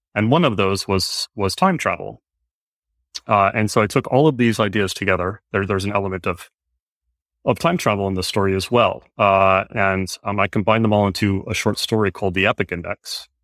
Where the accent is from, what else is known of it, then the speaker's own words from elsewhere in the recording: Northern Virginia, United States; I grew up in Northern Virginia, which is where I am now